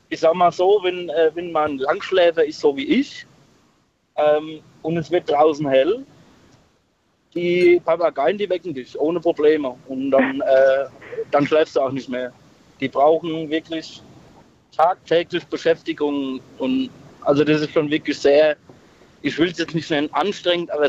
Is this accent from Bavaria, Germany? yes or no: yes; Aschaffenburg, Bavaria, Germany; Ich komme aus dem Raum Aschaffenburg.